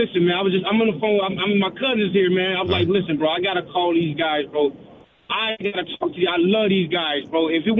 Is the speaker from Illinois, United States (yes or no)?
yes; Chicago, Illinois, United States; I'm from Chicago.